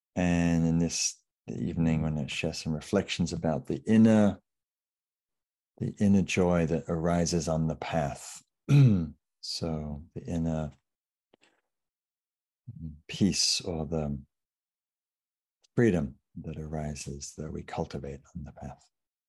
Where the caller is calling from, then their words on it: Sausalito, California, United States; So I'm calling in from Sausalito, which is just north of San Francisco on coastal Miwok land.